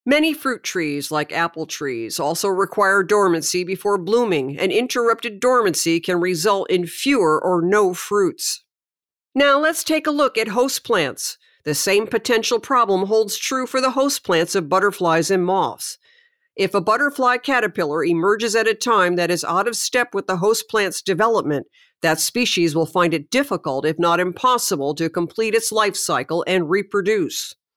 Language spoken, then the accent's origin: English; Connecticut, United States; my childhood growing up in Connecticut